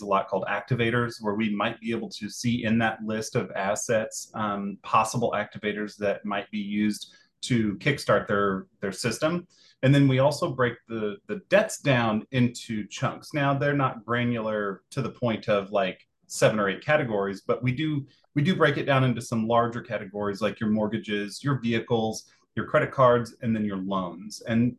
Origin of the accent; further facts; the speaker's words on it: Kansas, United States; You know, I came from South Central Kansas where the culture was much bigger